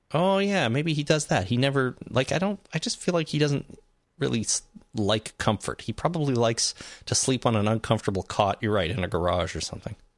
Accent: Canada; we are Canadian

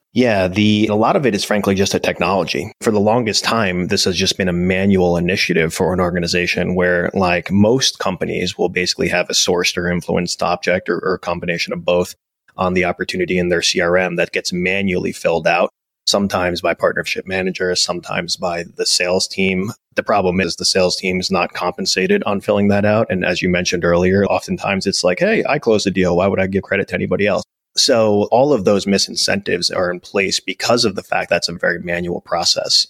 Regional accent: New Jersey, United States; we're both uh, New Jersey boys, so I, I grew up in the Jersey.

